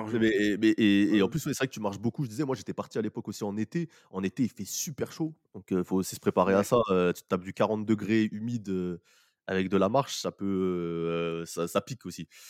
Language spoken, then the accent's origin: French; Paris, Île-de-France, France; quand on vient de Paris euh, ou de la France